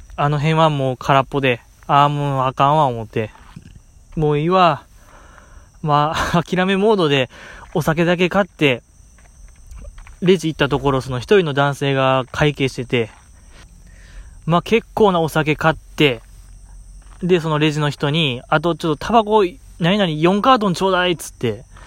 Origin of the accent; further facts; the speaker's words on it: Osaka, Japan; 大阪在 住、うん、大阪生まれ、大阪育ち